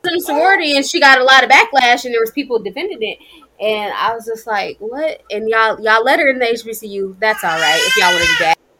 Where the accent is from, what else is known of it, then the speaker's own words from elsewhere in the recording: United States; I'm American, but I'm a Black American, but at the end of the day, I'm still American